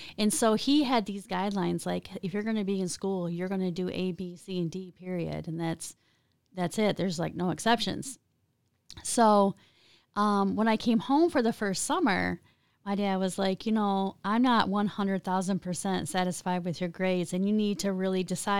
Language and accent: English; Eaton Rapids, Michigan, United States; I was a sheltered growing up in Eaton Rapids on a farm with a strict dad, right?